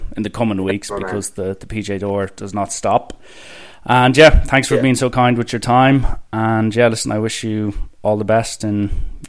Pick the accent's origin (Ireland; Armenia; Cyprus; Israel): Ireland; as an Irishman